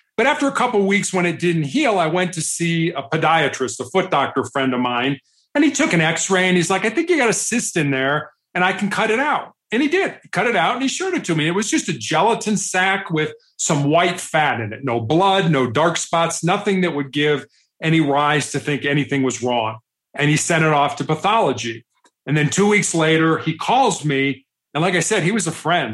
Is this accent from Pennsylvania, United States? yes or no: no; Chicago, Illinois, United States; also born or lived in Charleston, South Carolina; I'm from Chicago. I'm the oldest of three boys